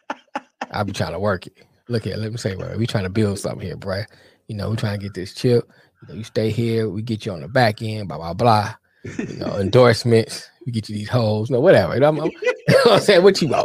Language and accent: English; United States; my hometown Washington